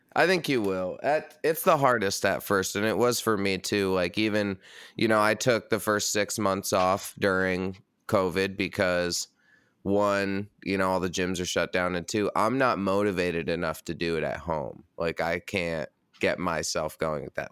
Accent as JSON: {"language": "English", "town": "Red Hook", "region": "New York", "country": "United States", "tie": "born or raised there", "moved": "yes", "lives_now": "Brooklyn, United States", "said": "I grew up a mile down the street"}